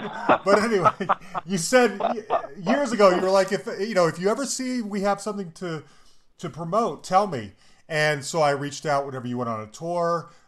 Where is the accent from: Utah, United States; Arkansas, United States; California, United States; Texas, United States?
Utah, United States; Salt Lake City; now in Denver, United States; I live in Denver, Colorado, but I'm from Salt Lake City.